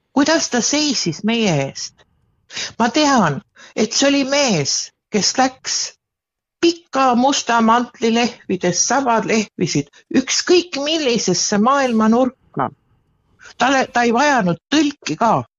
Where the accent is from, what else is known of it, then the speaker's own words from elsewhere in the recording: Pärnu, Pärnu County, Estonia; ma olen ise Pärnust pärit